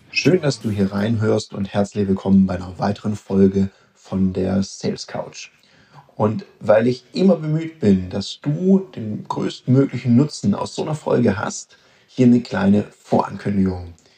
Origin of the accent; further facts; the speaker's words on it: Stuttgart, Baden-Württemberg, Germany; als gebürtiger Stuttgarter